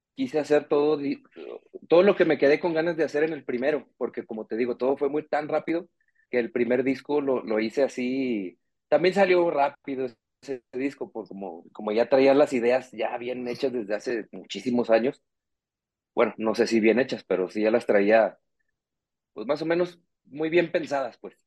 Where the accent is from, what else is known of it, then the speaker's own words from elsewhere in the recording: Nuevo Laredo, Tamaulipas, Mexico; moved away as an adult; now in Guadalajara, Mexico; Yo soy de, de Nuevo Laredo, Tamaulipas, en realidad, pero vivo aquí en Guadalajara desde hace 12 años